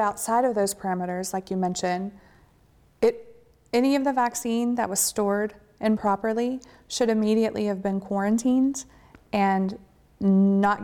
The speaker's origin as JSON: {"language": "English", "region": "Texas", "country": "United States", "said": "I'm from Texas"}